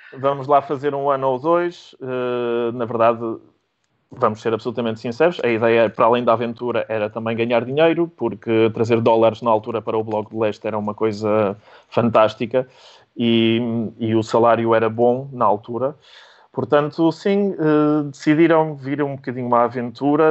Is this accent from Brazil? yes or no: no; Porto, Norte, Portugal; also born or lived in Łódź, Poland; sou polaco de, de, sangue e nos papéis também, sendo que, como disse, cresci no Porto e, e com algum orgulho digo que sou um polaco tripeiro.